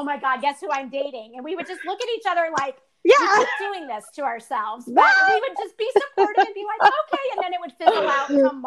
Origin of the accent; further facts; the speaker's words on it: Southern California, United States; moved away; I'm going back to Southern California